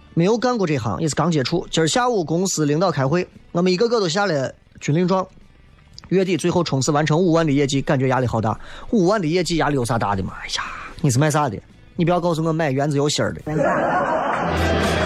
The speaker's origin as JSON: {"language": "Chinese", "region": "Shaanxi", "country": "China", "said": "就咱陕西话说修仙儿"}